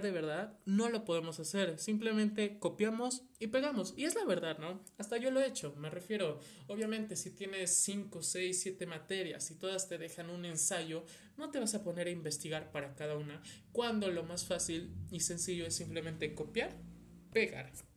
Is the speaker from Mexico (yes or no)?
yes; Mexico; soy de México